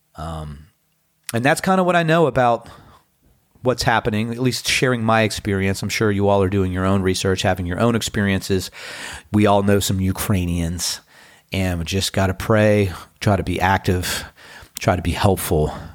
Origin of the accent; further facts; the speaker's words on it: Washington, District of Columbia, United States; now in Outer Banks, United States; Being from Washington, D C